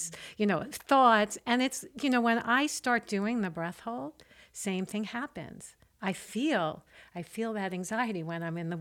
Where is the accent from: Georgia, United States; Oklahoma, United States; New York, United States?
New York, United States; I'm a New Yorker